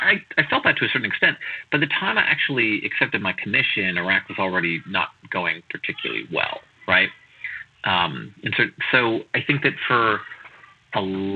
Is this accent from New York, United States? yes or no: yes; White Plains, New York, United States; now in Queens, United States; White Plains, New York.